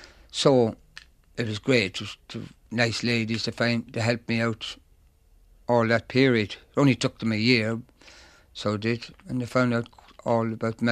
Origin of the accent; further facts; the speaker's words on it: Donegal, Ulster, Ireland; moved away; also born or lived in Dublin; I was born in Dublin, but I was read up in Donegal.